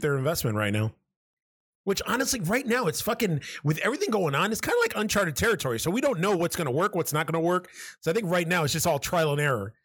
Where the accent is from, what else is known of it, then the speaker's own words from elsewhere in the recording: New York City, New York, United States; now in Buffalo, United States; I'm originally from New York City